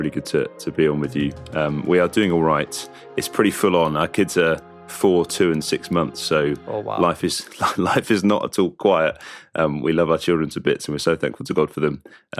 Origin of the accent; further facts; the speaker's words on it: East of England, United Kingdom; And we grew up in Essex, like I said, and I was thankful for parents who loved the Lord.